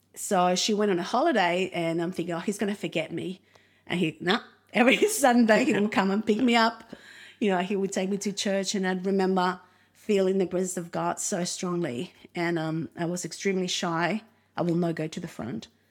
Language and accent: English; Argentina; English is a second language; also born or lived in Uruguay; now in Australia; we grew up in Uruguay until I was around five. Then after that, we moved to Argentina